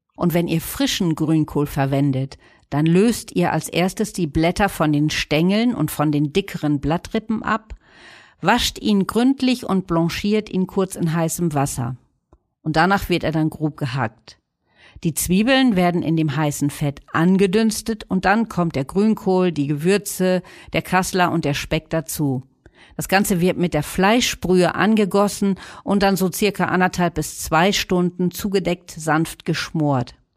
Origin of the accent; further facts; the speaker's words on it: Northern Germany, Germany; wir Norddeutschen